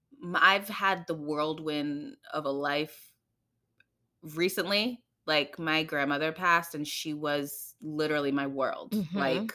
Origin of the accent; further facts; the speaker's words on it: New York City, New York, United States; And so, yes, I grew up here in America, in the Bronx. But I grew up in a Trini, you know, very traditional Caribbean household.